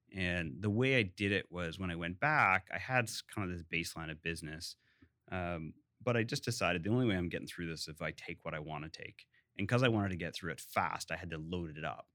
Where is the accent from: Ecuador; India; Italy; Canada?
Canada; Hamilton, Ontario; moved away; I actually grew up in Ancaster, which is a suburb of Hamilton